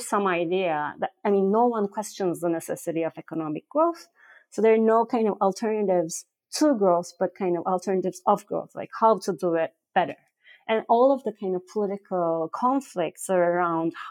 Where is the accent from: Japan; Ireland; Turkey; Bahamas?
Turkey; I'm from Turkey.